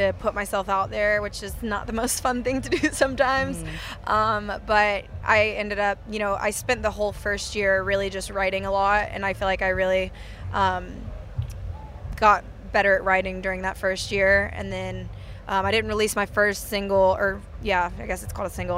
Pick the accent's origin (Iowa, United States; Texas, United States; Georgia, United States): Georgia, United States; Douglasville; also born or lived in Savannah, Georgia; I was born in Savannah, but I grew up in a different part of Georgia, Douglasville, Georgia.